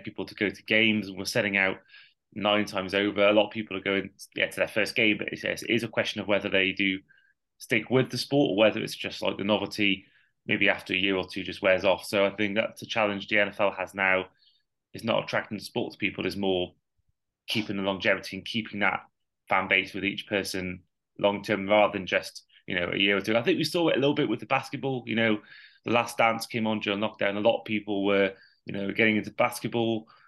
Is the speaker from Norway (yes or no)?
no; Wales, United Kingdom; as a Welshman